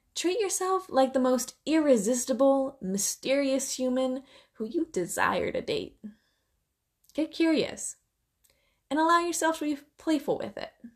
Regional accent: Silicon Valley, California, United States; my hometown of the Silicon Valley

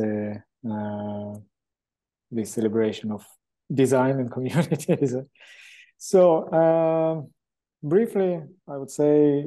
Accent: Israel; moved away as an adult; also born or lived in Moscow, Russia / Hong Kong / China; I was born many years ago in Moscow, Russia, in period of Soviet Union. And then when that country collapsed, my family moved to Israel. I grew up in Israel

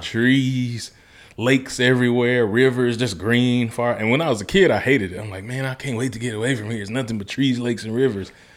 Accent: Mississippi, United States; moved away as an adult; also born or lived in Memphis, Tennessee; I grew up my whole life in Mississippi till eighteen

